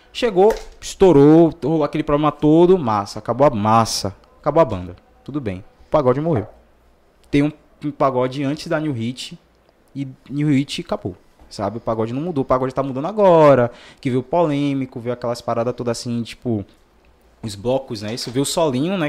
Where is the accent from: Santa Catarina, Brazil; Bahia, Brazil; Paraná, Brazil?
Bahia, Brazil; Salvador; eu sou do João Velho de Brotas